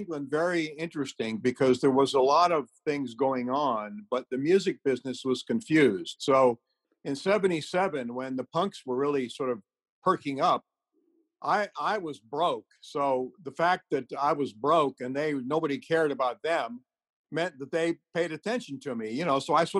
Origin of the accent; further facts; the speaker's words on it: Beirut, Beirut Governorate, Lebanon; starting in the Middle East and growing up in Beirut and all that sort of thing